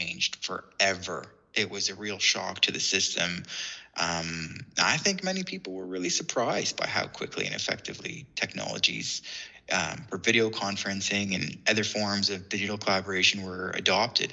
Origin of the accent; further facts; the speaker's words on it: Sarnia, Ontario, Canada; moved away as an adult; now in Leeds, United Kingdom; I hail from the city of Sarnia, which is in the province of Ontario.